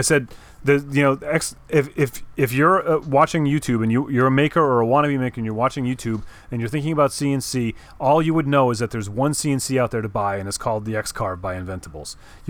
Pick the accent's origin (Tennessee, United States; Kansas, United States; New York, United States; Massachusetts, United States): Massachusetts, United States; born there; Oh, yeah. I was born in Massachusetts. You know, I mean, can't help it.